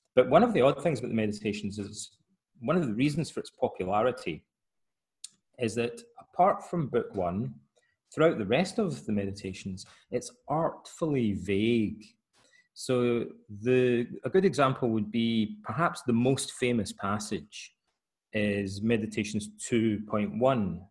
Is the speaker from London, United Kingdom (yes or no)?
no; Scotland, United Kingdom; moved away as an adult; also born or lived in Aberdeen; now in Athens, Greece; in Scotland, uh, my hometown, most of my friends' fathers were Freemasons